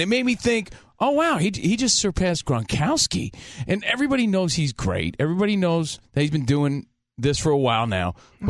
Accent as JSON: {"language": "English", "region": "East Coast", "country": "United States", "moved": "yes", "lives_now": "Los Angeles, United States", "said": "we're from the East Coast, right? We're out here in the mean streets of L.A. We're out here in Los Angeles."}